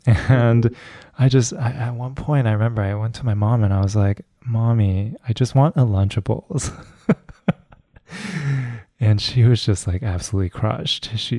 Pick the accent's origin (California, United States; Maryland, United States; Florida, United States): California, United States; West Covina; I'm actually really close by to you guys. Originally from West Covina, actually.